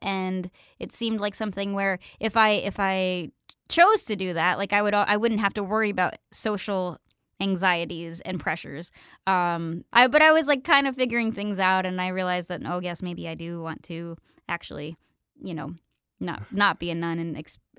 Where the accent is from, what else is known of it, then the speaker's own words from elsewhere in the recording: Pennsylvania, United States; I thought about going, but we had really good public schools where I grew up in Pennsylvania.